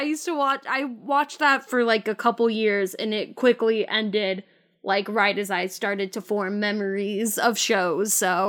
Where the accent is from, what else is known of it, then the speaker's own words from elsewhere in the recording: California, United States; I'm a Californian.